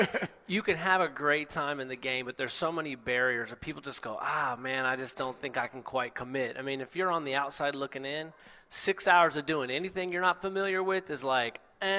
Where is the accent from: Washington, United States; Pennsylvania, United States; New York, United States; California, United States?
Washington, United States; Seattle, Tacoma area